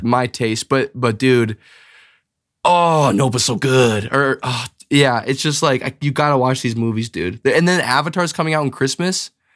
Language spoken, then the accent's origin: English; Bismarck, North Dakota, United States; also born or lived in Edina, Minnesota / Grand Forks, North Dakota; grew up basically the, my whole life in, in Bismarck